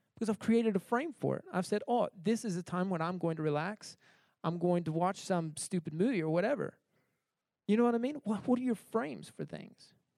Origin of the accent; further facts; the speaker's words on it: United States; moved away as an adult; I grew up in America, uh, so I was used to uh, grocery stores